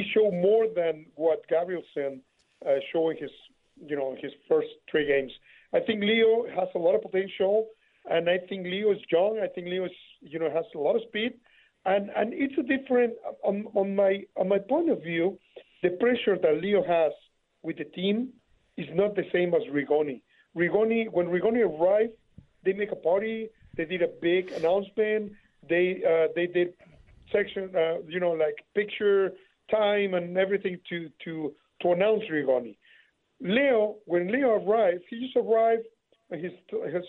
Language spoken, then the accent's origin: English; Mexico City, Mexico; I'm from Mexico City